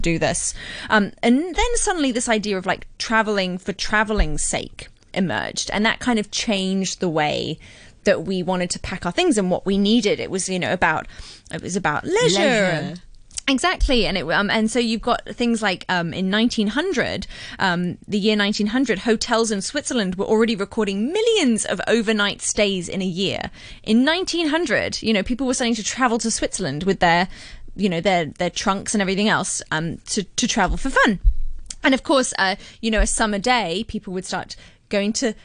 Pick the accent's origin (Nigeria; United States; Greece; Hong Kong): Hong Kong; I was brought up in Hong Kong